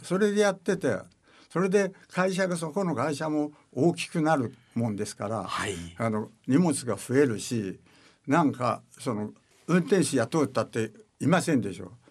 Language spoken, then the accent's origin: Japanese; Matsue, Shimane, Japan; 島根県の松江市というところでございます今は昔は鹿島町という